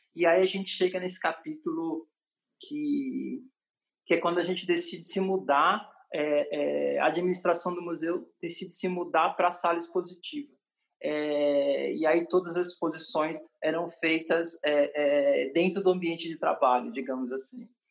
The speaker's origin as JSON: {"language": "Portuguese", "region": "São Paulo", "country": "Brazil", "also_born_or_lived": "Paris, France / Salvador, Brazil", "moved": "yes", "said": "eu como paulistano, vindo de Paris"}